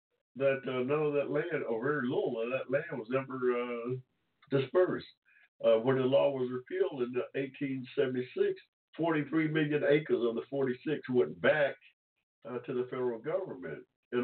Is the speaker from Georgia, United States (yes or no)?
yes; Georgia, United States; I was born here in Georgia in 1945 without 14th Amendment protections.